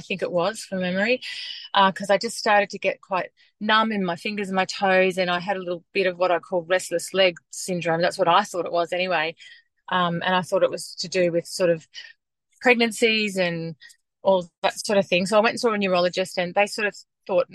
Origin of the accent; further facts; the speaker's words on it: Western Queensland, Australia; moved away as an adult; now in Melbourne, Australia; I grew up in Western Queensland